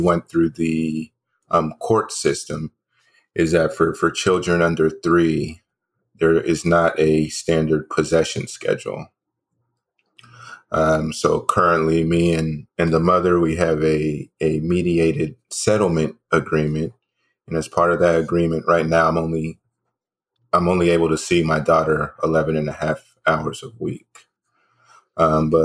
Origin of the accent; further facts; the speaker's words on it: Dallas, Texas, United States; also born or lived in New Hampshire; I was born in New Hampshire. I've lived in the Dallas area since I was about the age of 3 or 4.